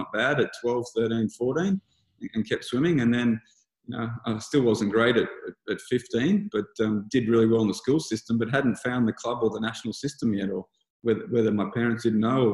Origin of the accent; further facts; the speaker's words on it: Lismore, New South Wales, Australia; I grew up in Lismore, New South Wales